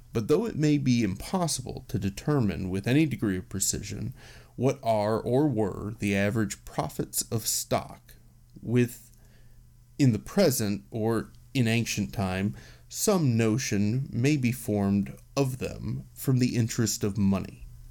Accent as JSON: {"language": "English", "country": "United States", "said": "as an American"}